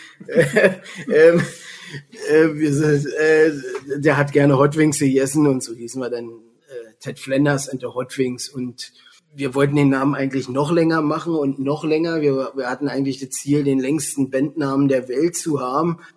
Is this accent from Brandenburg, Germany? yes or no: yes; Potsdam, Brandenburg, Germany; born or raised there